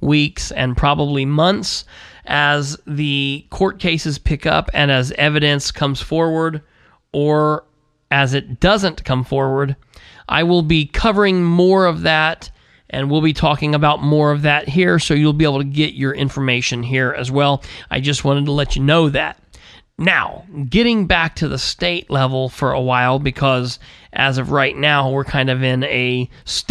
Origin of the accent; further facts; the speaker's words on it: United States; As an American